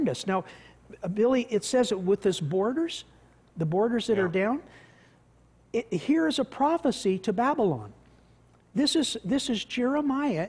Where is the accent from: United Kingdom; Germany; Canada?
Canada